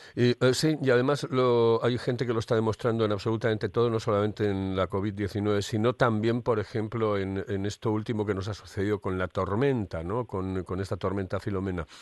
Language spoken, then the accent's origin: Spanish; Spain; Cómo somos los españoles.